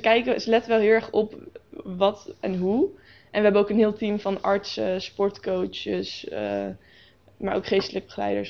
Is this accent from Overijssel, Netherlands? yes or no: no; Nijkerk, Gelderland, Netherlands; ik woon al altijd eigenlijk al in Nijkerk in dezelfde buurt.